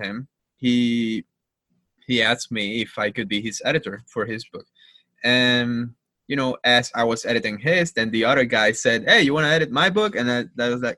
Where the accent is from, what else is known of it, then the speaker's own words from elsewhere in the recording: Havana, Cuba; English is a second language; moved away as an adult; now in United States; Growing up in Cuba, so I'm from Havana, born and raised, representing Havana.